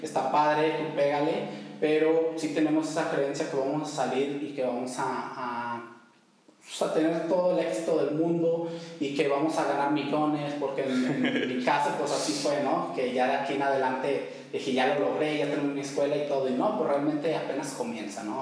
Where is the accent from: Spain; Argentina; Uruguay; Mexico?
Mexico; Tepic, Nayarit; also born or lived in Durango; originario de Durango. Soy de Durango, pero, pues, prácticamente digo que soy de aquí de Tepic, ¿no? Toda mi vida he vivido aquí en Tepic.